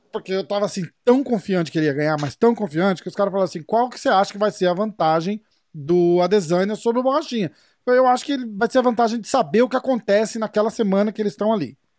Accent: Brazil; moved away; sendo brasileiro e estando aqui

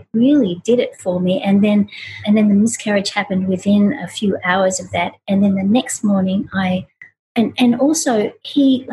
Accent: Australia; moved away; I grew up in Australia

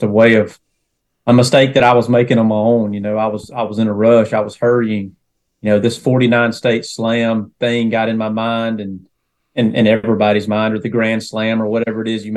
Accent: Northwest Georgia, United States; From Northwest Georgia, born and raised, kind of shuffled around a little bit in that area of Northwest Georgia

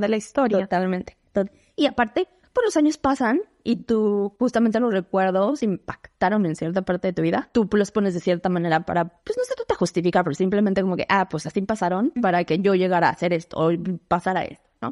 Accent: Mexico City, Mexico; moved away as an adult; Nací en la Ciudad de México, viví toda mi vida en la Ciudad de México.

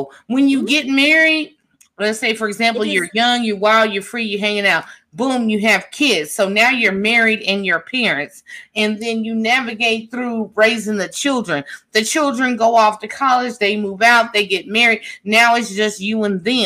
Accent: Midwest, United States; moved away; also born or lived in the South; I am from the Midwest and lived in the South

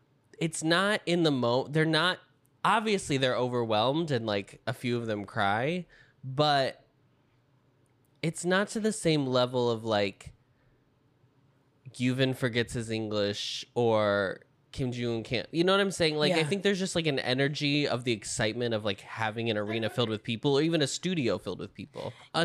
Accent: Salt Lake City, Utah, United States; I'm 200 million won. I'm from Salt Lake City, Utah.

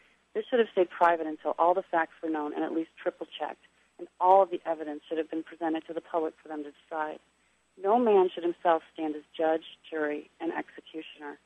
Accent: Missouri, United States; I'm from the Show Me State

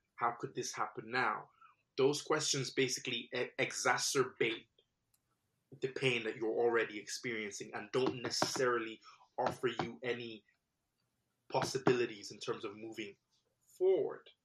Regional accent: Nigeria; I was born in Nigeria

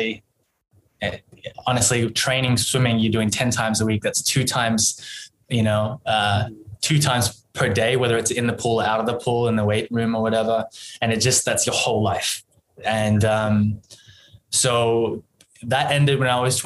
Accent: Perth, Western Australia, Australia; moved away as an adult; also born or lived in Singapore; now in Korea; I was born in Perth, Western Australia

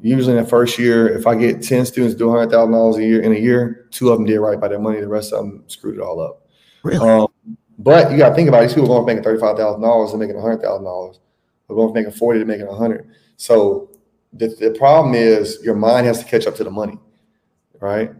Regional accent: Tuscaloosa, Alabama, United States; moved away as an adult; also born or lived in Atlanta; now in Brazil; I am from Tuscaloosa, Alabama. I have been living outside the United States since 2018.

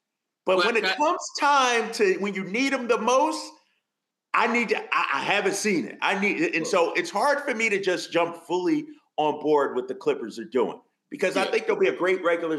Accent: Philadelphia, Pennsylvania, United States; you know I'm a Philly guy. I'm from Philly.

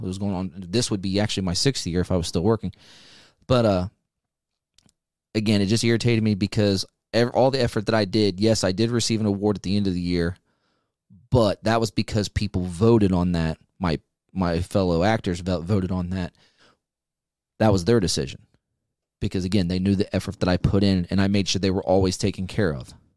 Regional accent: United States; as an American

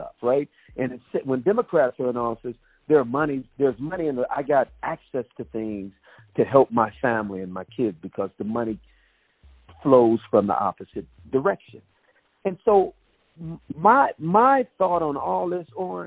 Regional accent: Detroit, Michigan, United States; my hometown of Detroit, where I was born and raised

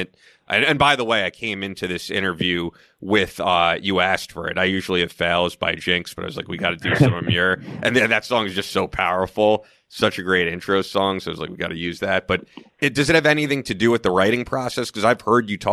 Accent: Manhasset, New York, United States; I grew up in Manhasset

